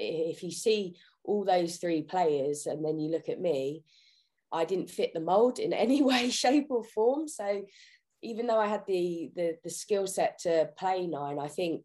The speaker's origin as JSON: {"language": "English", "town": "Kingston upon Thames", "region": "London", "country": "United Kingdom", "tie": "born or raised there", "said": "So I lived, born and bred in Kingston upon Thames my entire life."}